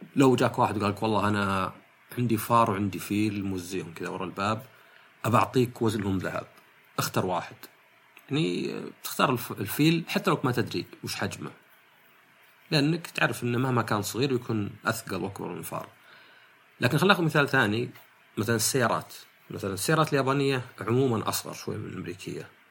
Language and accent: Arabic; Saudi Arabia; عندنا في السعوديه